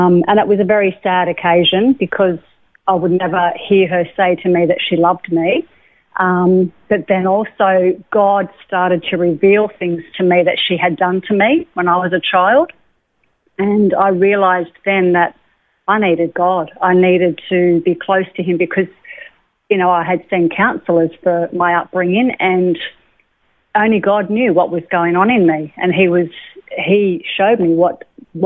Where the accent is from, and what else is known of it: Lennox Head, New South Wales, Australia; born or raised there; also born or lived in Sydney